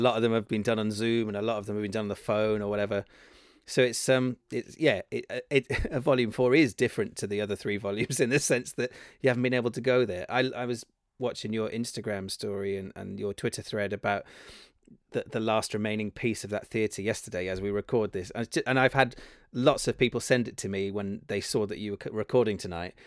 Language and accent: English; Cardiff, Wales, United Kingdom; moved away as an adult; now in London, United Kingdom; I grew up in Cardiff.